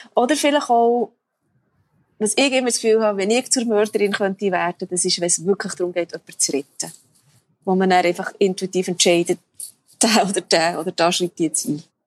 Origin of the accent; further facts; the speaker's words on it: Bern, Switzerland; moved away; also born or lived in Zanzibar; in Bern, wo ich herkomme